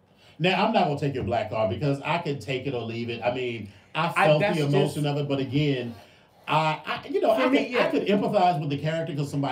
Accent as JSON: {"language": "English", "area": "Prince George's County", "region": "Maryland", "country": "United States", "tie": "born or raised there", "said": "I grew up in Prince George's County"}